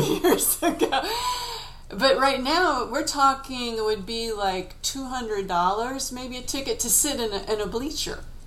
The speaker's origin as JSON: {"language": "English", "country": "United States", "said": "being an American"}